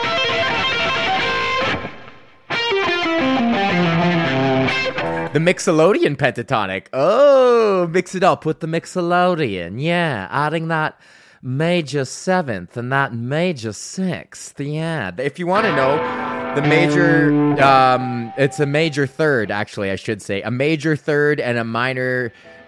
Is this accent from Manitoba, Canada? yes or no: no; Sunshine Village, Alberta, Canada; moved away as an adult; now in Ontario, Canada; I grew up in Sunshine fucking Village, and that's where I ski